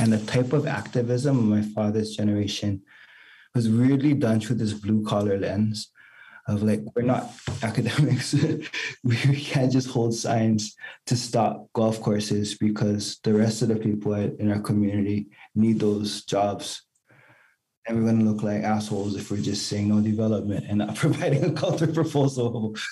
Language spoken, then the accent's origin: English; Hawaii, United States; I'm Native Hawaiian